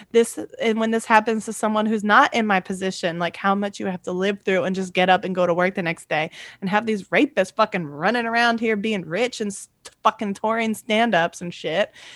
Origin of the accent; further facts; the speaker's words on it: Virginia, United States; I'm from Virginia, I'm from the South